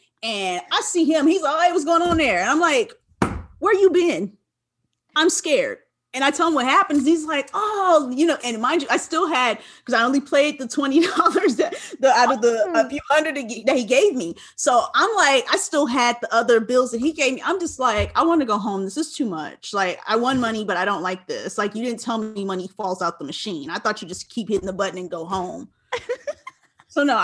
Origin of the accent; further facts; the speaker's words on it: Los Angeles, California, United States; I'm from California. I'm from